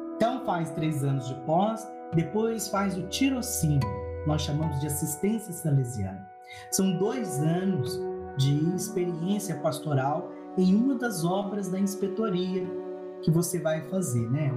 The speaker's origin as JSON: {"language": "Portuguese", "town": "Muniz Freire", "region": "Espírito Santo", "country": "Brazil", "tie": "born or raised there", "also_born_or_lived": "Barbacena", "moved": "yes", "said": "eu sou natural de Manis Freire, bem pertinho de Venda Nova"}